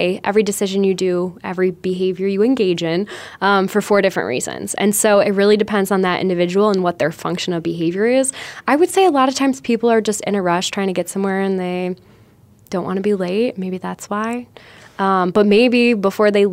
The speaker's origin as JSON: {"language": "English", "region": "Michigan", "country": "United States", "also_born_or_lived": "Florida", "moved": "yes", "lives_now": "Phoenix, United States", "said": "I'm from Michigan, so I'm used to driving in like 12 inches of snow."}